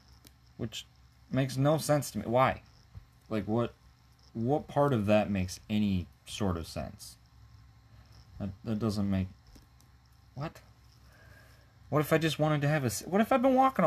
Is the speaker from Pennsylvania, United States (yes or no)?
no; Minnesota, United States; I'm from Minnesota